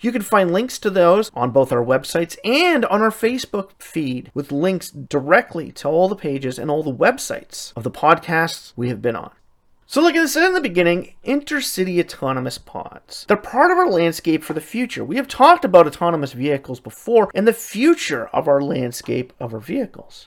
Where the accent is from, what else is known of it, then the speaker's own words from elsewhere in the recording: Canada; my home country, Canada